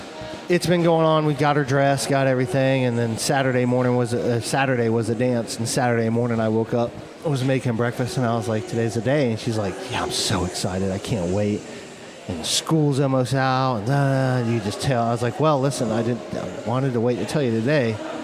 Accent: Manchester, New Hampshire, United States; born there; accent: New England accent; So, I didn't have my New England accent. I don't have that now.

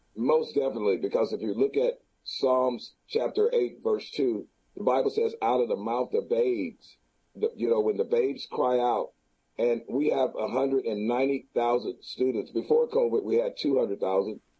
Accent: Houston, Texas, United States; the city of Houston, I've been here all my life, 57 years

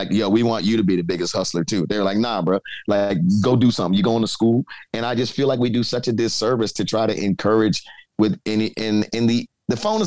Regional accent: New York City, New York, United States; moved away as an adult; now in Cincinnati, United States; I come from the Bronx.

